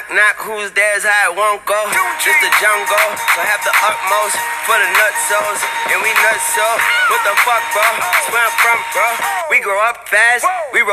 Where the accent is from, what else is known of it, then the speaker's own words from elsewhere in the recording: New York City, New York, United States; moved away as an adult; now in Atlanta, United States; From Brooklyn, New York, but I moved out here to Atlanta a couple years ago.